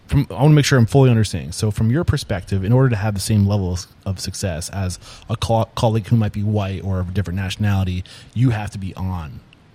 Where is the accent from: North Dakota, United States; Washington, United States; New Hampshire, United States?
New Hampshire, United States; I grew up in New Hampshire, probably one of the most least diverse places.